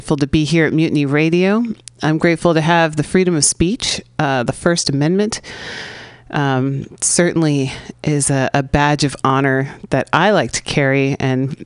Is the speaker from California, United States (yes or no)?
yes; San Francisco, California, United States; here in the Mission District of San Francisco, my hometown